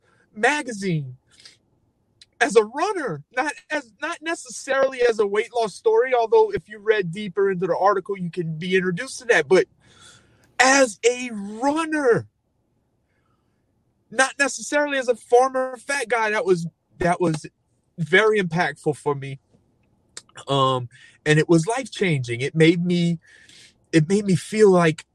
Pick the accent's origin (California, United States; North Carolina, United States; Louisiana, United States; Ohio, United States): Louisiana, United States; Cajun; as a Cajun